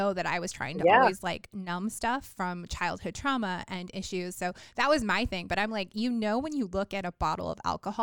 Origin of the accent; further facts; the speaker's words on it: Long Beach, California, United States; I grew up in Long Beach